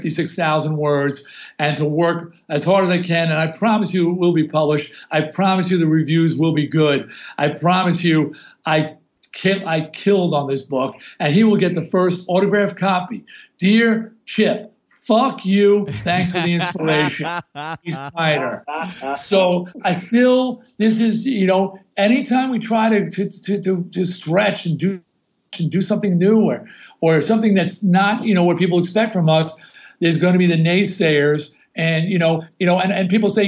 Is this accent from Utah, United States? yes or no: no; Long Island, New York, United States; where I grew up on Long Island